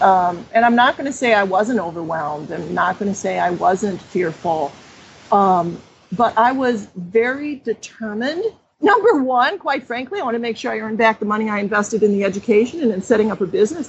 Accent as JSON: {"language": "English", "town": "Cleveland", "region": "Ohio", "country": "United States", "tie": "born or raised there", "said": "And I grew up in Cleveland, Ohio, so I kind of had a sense of familiarity there, although I was wrong once I got back. I didn't know the neighborhoods anymore."}